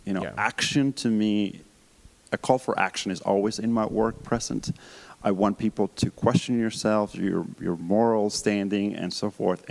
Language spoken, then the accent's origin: English; Colombia; moved away; Growing up in Colombia